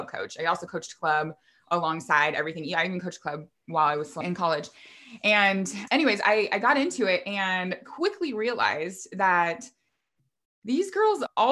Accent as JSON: {"language": "English", "town": "Vancouver", "region": "Washington", "country": "United States", "tie": "born or raised there", "moved": "as an adult", "said": "my husband and I relocated back to where we grew up here in Vancouver, Washington"}